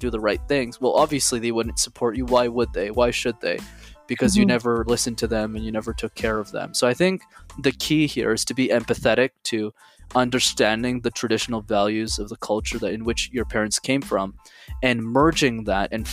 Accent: Montreal, Quebec, Canada; I was born and raised in Montreal, so I speak three languages, English, French, and Tamil

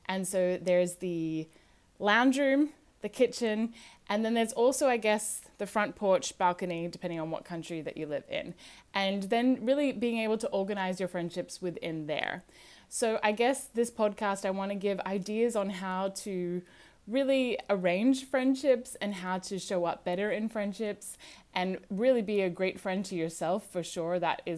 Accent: Australia; I'm originally from Australia, although I do sound American, so as you may listen to this, you might sound or pick up some different accents.

